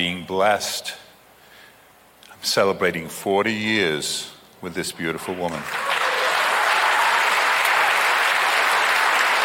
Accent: England, United Kingdom; I'm an Englishman

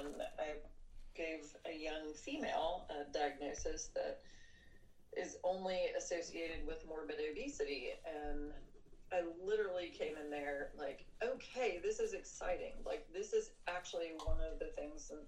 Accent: Charleston, United States; there were no neurology jobs in Charleston, where that's my hometown

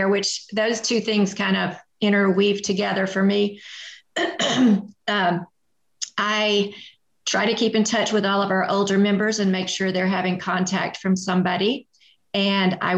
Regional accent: Atlanta, Georgia, United States; I grew up in Atlanta

